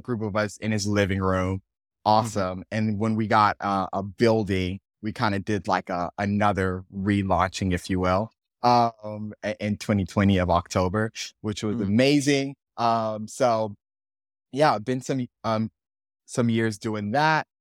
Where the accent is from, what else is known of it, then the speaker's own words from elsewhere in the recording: Miami, Florida, United States; I born and raised in Miami